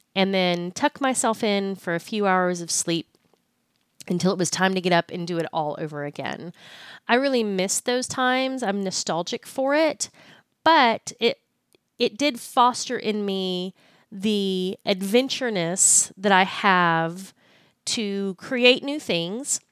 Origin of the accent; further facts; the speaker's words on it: Austin, Texas, United States; now in Fort Worth, United States; I'm originally from Austin, Texas